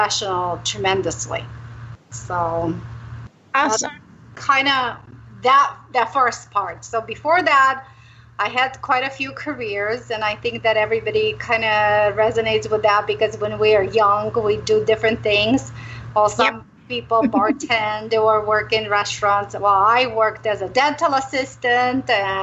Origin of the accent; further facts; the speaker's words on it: Romania; now in Arizona, United States; I'm originally from Romania